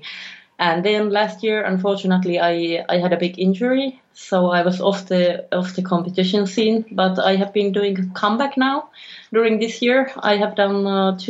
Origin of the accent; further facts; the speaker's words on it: Finland; moved away as an adult; now in Sweden; from Finland